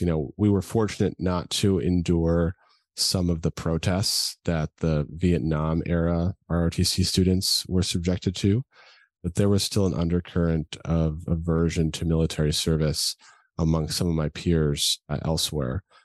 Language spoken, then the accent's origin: English; Edina, Minnesota, United States; moved away; also born or lived in California; I grew up in the Midwest, as you mentioned, a small little town called Edina, Minnesota, right outside Minneapolis